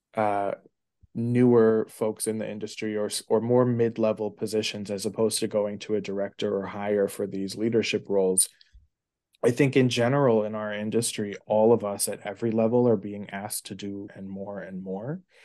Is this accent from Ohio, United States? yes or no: no; New York City, New York, United States; grew up in New York City. I've been a New York City kid through and through